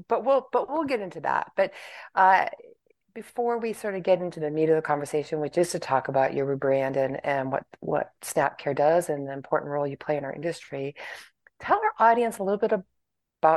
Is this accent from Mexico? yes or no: no; Phoenix, Arizona, United States; my hometown